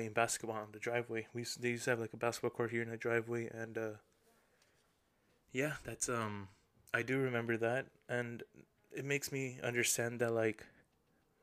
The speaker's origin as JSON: {"language": "English", "town": "La Puente", "region": "California", "country": "United States", "tie": "born or raised there", "said": "I was born and raised in La Puente, California"}